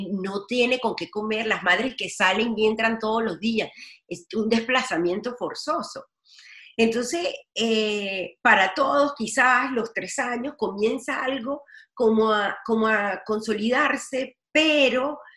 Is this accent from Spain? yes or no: no; Venezuela; además como venezolana eh, de evidenciar donde quiera que yo esté mostrar, evidenciar, sensibilizar sobre el tema de persecución en Venezuela